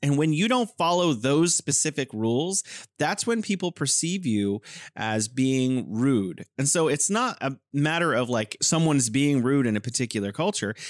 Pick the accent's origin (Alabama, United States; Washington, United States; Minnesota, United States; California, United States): California, United States; now in Wuhan, China; I'm originally from California, but now I'm living in beautiful Wuhan, China